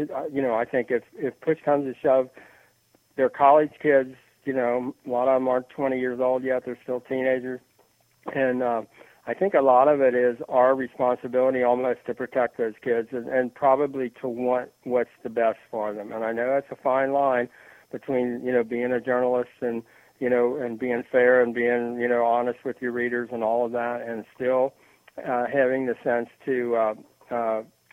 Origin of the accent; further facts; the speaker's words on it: the South, United States; I am from the South